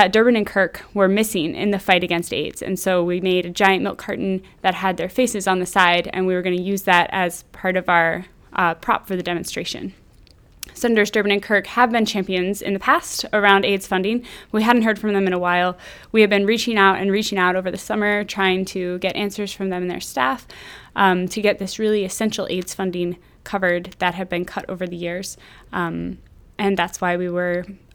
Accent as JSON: {"language": "English", "region": "Midwest", "country": "United States", "moved": "yes", "said": "I'm from the Midwest"}